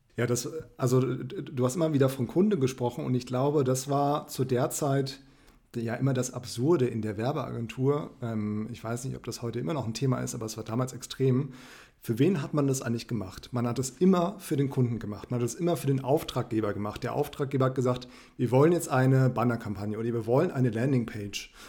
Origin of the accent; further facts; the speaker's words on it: Frankfurt, Hesse, Germany; moved away; ich komme ursprünglich aus Frankfurt